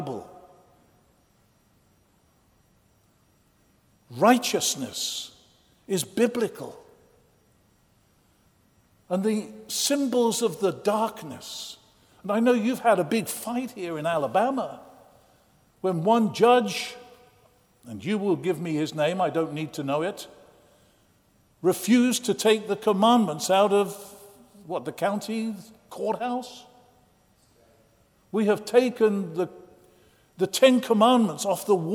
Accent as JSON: {"language": "English", "region": "England", "country": "United Kingdom", "moved": "yes", "lives_now": "United States", "said": "I'm an Englishman who became an American"}